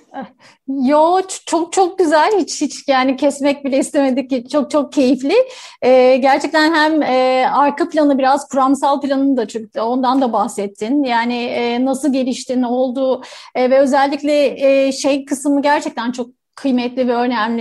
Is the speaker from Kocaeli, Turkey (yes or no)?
no; Istanbul, Turkey; ben kendimi hep Kadıköylü olarak adlederim ve yani e, neredeyse 16 yaşımdan beri Kadıköylüyüm. E, orada hani ergenliği orada yaşadım